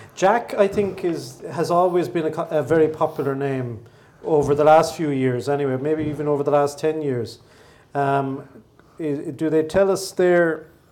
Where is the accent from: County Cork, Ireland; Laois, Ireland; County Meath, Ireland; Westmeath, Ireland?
County Cork, Ireland; Mallow; not too far from my hometown, Mallow